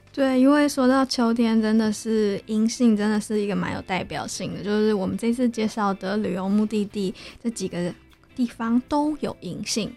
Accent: Taichung, Taiwan; 我是台中人，对。然后在台中的街道，就连我家门前种的就是台湾栾树

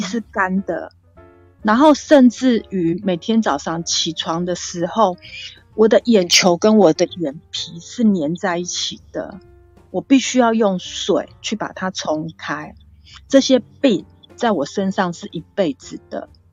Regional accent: Kaohsiung, Taiwan; 我是从小住在高雄小岗大林八点厂的附近

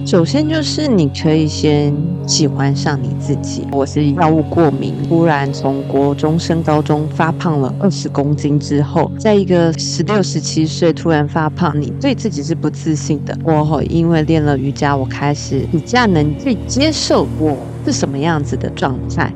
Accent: Taiwan; 我们其实台湾人不是常常都怕被蚊虫叮吗

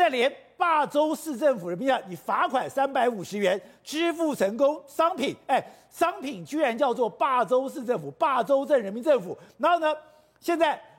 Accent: Taipei, Taiwan; 我在通化街长大，

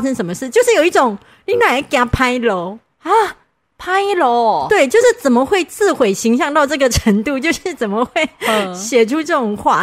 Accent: Kaohsiung, Taiwan; 我是高雄人，南部人就会就是谦虚嘛

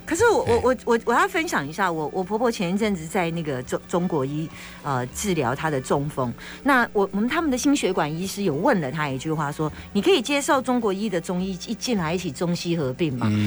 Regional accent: Taiwan; 我们台湾人

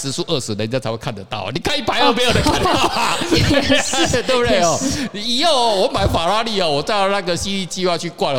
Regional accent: Taiwan; 可是哦，大家觉得特别我们台湾人，我不晓得为什么要信那个东西啊？那台湾人哦是蛮有趣的一个国家跟民族哦

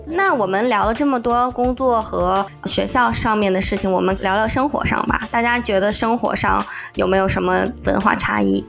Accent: China; now in United States; 在 国内我们受到的教育就是让，多一事不如少一事，从小就是这样的

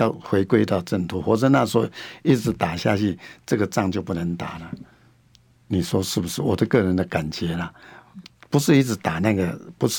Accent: Hsinchu, Hsinchu City, Taiwan; 我也希望说，呼吁我们新竹人，就说新竹人，就说团结新竹人。

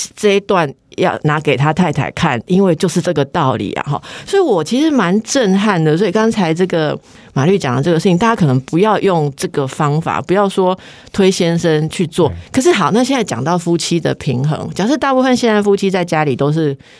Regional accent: Taiwan; 我们台湾人的民情

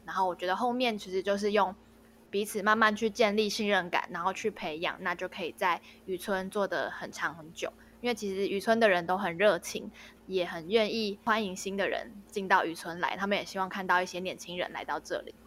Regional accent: Taipei, Taiwan; moved away; also born or lived in Qigu, Tainan; 因为我是台北人，我以前比较少听到人家讲吴国语的台语

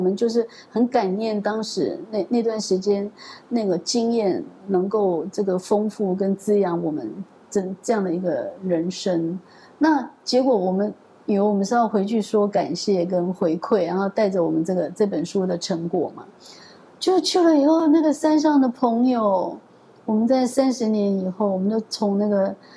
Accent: Pingtung County, Taiwan; moved away; 我们的故乡屏东来宜乡

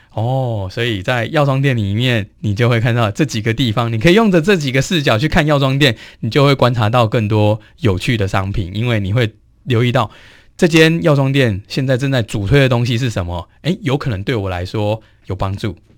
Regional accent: Taiwan; 我们台湾人

